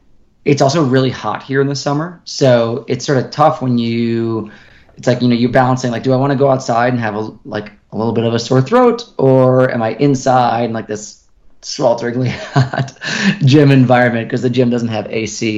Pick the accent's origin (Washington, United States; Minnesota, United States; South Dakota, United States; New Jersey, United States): Minnesota, United States; now in Boulder, United States; I grew up in Minnesota, so I'm very used to heat and humidity, but I also now live full time at altitude.